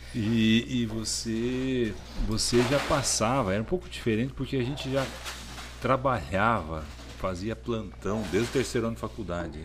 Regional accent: Paraná, Brazil; moved away as an adult; also born or lived in Curitiba; now in Palmas, Brazil; sou do Paraná. Eu formei em Curitiba e vim para cá

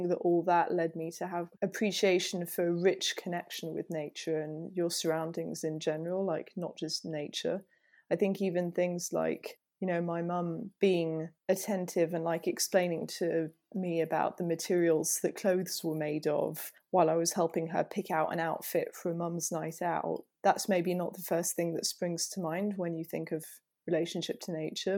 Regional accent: Île-de-France, France; So I grew up in France, not very far from Paris, near Fontainebleau, which is a place some people know for rock climbing and things like that.

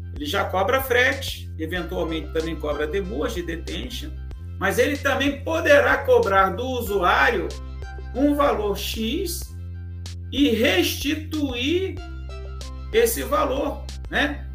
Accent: Rio, Rio de Janeiro, Brazil; nascido no Rio

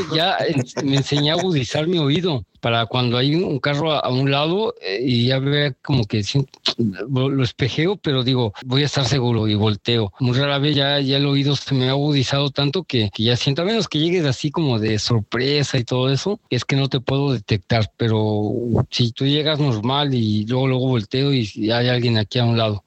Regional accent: Mexico; uno como mexicano

